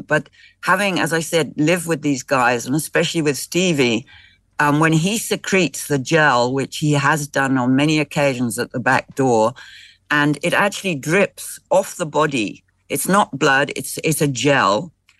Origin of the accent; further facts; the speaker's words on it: Zimbabwe; I'm not South African, I'm Zimbabwean